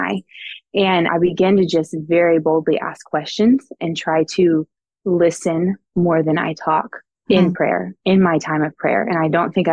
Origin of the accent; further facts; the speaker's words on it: Houston, Texas, United States; moved away as an adult; also born or lived in Queens, New York; now in New York City, United States; I'm originally from Houston, Texas.